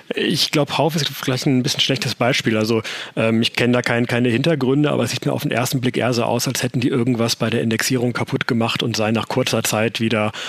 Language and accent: German; Germany; bei uns in Deutschland